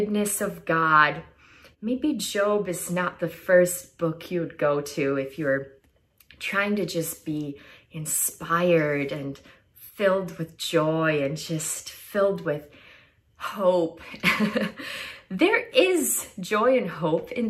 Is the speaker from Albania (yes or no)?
yes; Albania; moved away as an adult; also born or lived in Oregon; I am originally from Albania, Europe. It's a small country right in the middle of Greece and Italy. And I grew up, I was born and raised there